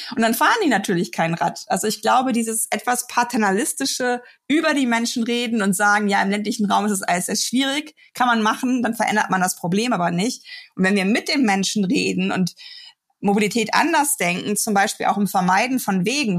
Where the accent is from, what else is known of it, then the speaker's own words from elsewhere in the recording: Germany; bei uns in Deutschland